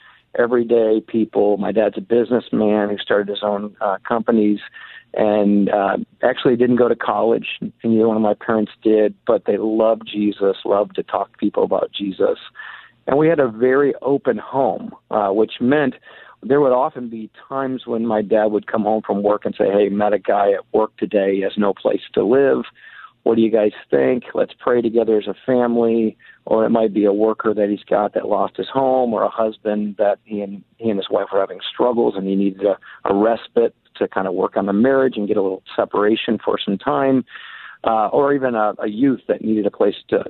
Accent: Muskegon, Michigan, United States; moved away as an adult; also born or lived in Deerfield, Illinois; now in Seattle, United States; I grew up in Michigan, Muskegon, Michigan, not too far from Grand Rapids, Michigan

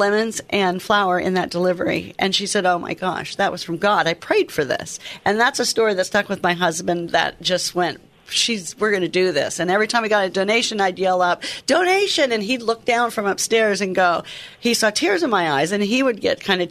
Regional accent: Oregon, United States; the way I was brought up in Oregon

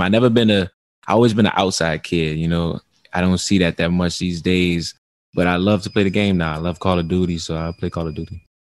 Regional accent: New Orleans, Louisiana, United States; in New Orleans, uh, where I grew up

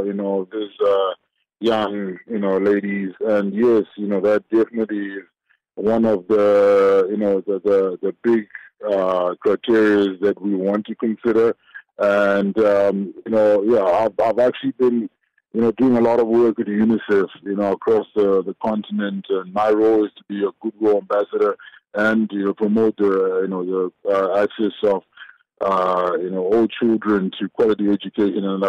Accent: Zimbabwe; now in South Africa; I was born in Zimbabwe, and I came across the border, you know, into South Africa

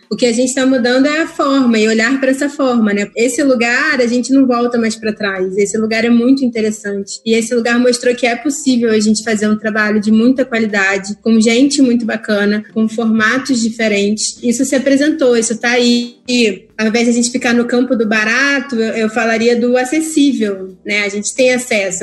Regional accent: Brazil; a gente é brasileiro

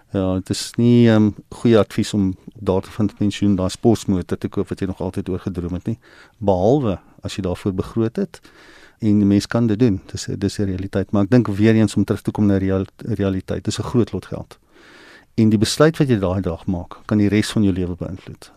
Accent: South Africa; ons as Suid-Afrikaners wat in 'n land is wat nie in 'n spaar kultuur is nie

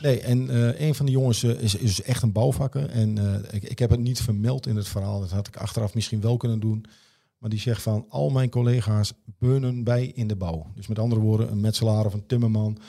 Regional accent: Netherlands; we zijn Nederlanders

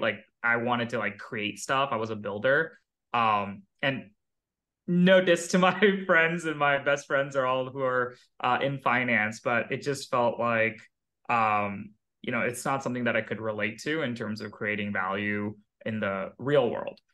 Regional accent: Pleasanton, California, United States; moved away as an adult; also born or lived in India / Philadelphia / Seattle / Boston; I grew up in the Bay Area. Uh, since I was five, I was living in the Bay. I moved from India when I was uh, a kid, but pretty much all my childhood is in Silicon Valley um, near San Jose, a place called Pleasanton.

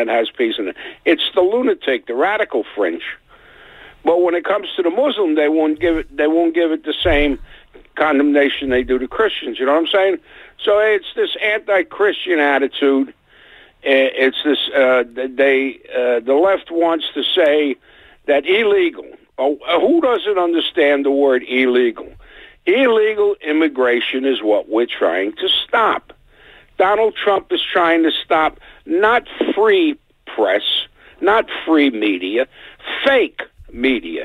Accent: New York City, New York, United States; growing up on the Lower East Side

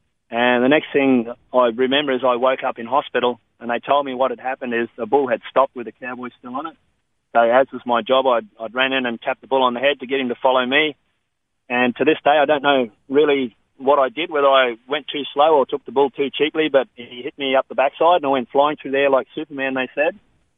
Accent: Normanton, Queensland, Australia; also born or lived in Victoria; I was born in Victoria, and then by the time I was 8 or 9 years old, Mum and Dad had taken us all around Australia, and they decided to get out of the suburbs, and they moved us to the little town of Normanton

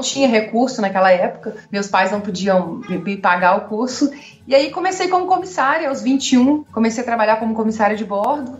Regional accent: Contagem, Minas Gerais, Brazil; accent: mineiro; moved away as an adult; also born or lived in Belo Horizonte; now in United States; Eu nasci em Belo Horizonte, mas cresci em Contagem

